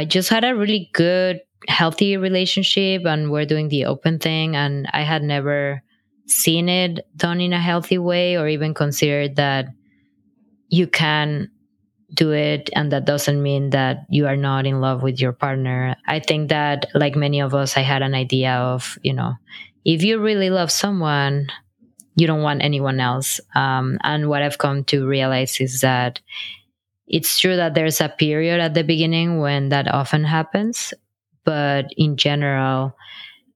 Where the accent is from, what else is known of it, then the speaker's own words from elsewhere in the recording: Mexico; moved away as an adult; also born or lived in Brooklyn, New York; now in New York City, United States; I'm originally from Mexico